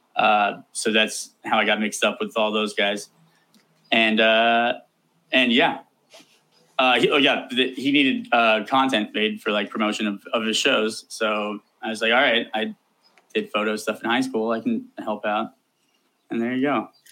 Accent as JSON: {"language": "English", "town": "Columbus", "region": "Ohio", "country": "United States", "tie": "born or raised there", "said": "I was born and raised in Columbus, Ohio"}